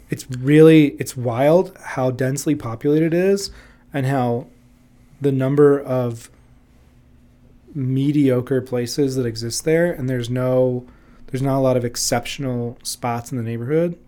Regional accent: Orlando, Florida, United States; moved away as an adult; also born or lived in Jackson, Mississippi / New Orleans, Louisiana; now in Chicago, United States; I grew up in Florida in the early two thousands

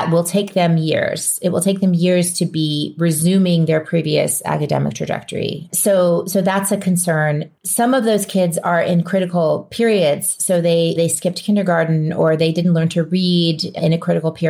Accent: New Orleans, Louisiana, United States; moved away; I'm from New Orleans originally. It's my hometown

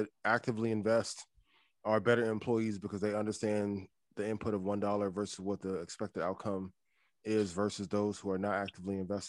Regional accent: East Chicago, Indiana, United States; I grew up in Northwest Indiana, East Chicago, Indiana.

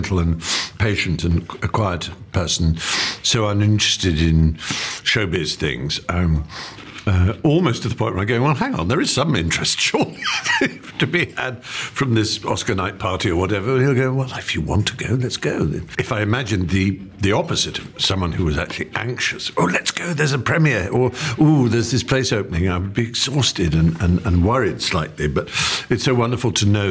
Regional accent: England, United Kingdom; as an English

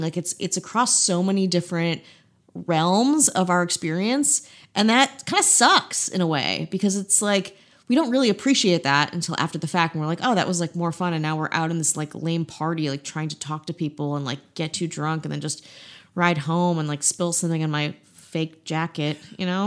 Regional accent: Midwest, United States; I'm just a, a boring Midwestern woman from the Midwest

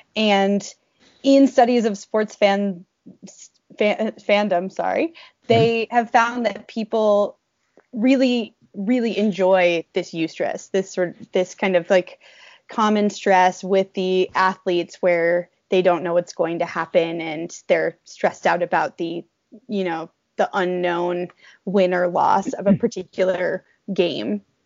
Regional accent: New England, United States; moved away as an adult; I grew up in New England and grew up playing sports for my whole life

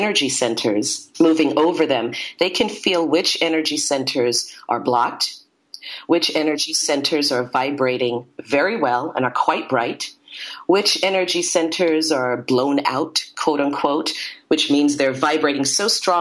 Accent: Brooklyn, New York, United States; now in Santa Monica, United States; I was born in Brooklyn, New York. I now live in Santa Monica, California

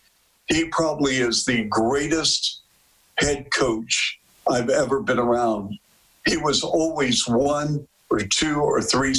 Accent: Seattle, Washington, United States; now in Chicago, United States; I grew up in Seattle

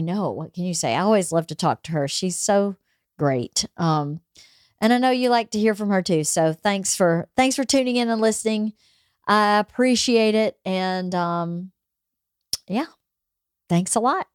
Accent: Bowdoin, United States; now in Los Angeles, United States; where I grew up in Bowdoin

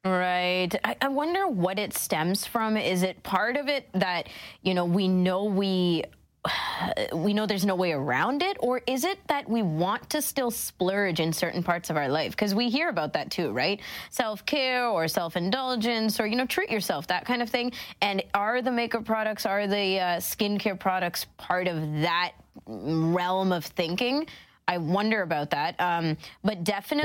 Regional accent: Toronto, Ontario, Canada; up until I was 15, mm, 17 and that's when I moved out of Scarborough

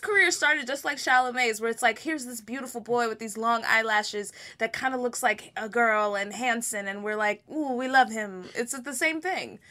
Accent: Texas, United States; I'm from, this is my home state, is Texas

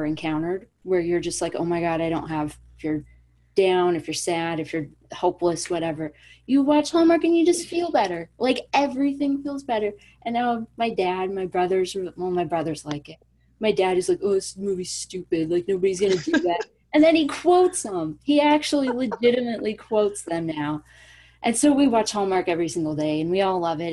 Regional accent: California, United States; I'm from California, born and raised

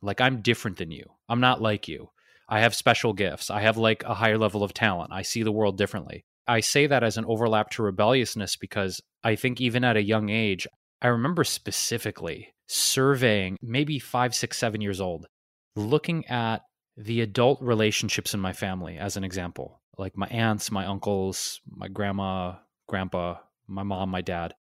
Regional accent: Detroit, Michigan, United States; being where I'm from, Detroit

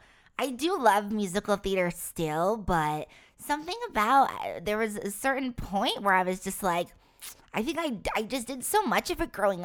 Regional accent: Rhode Island, United States; Rhode Island.

